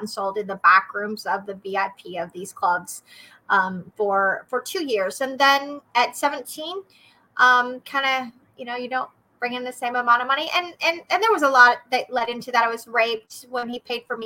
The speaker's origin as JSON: {"language": "English", "region": "Oklahoma", "country": "United States", "moved": "yes", "lives_now": "Missouri, United States", "said": "I am from Oklahoma originally. However, I have been in Missouri"}